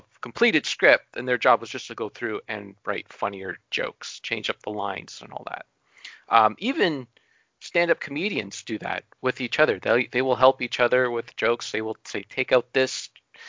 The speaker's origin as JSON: {"language": "English", "town": "Sudbury", "region": "Ontario", "country": "Canada", "tie": "born or raised there", "said": "my hometown of Sudbury"}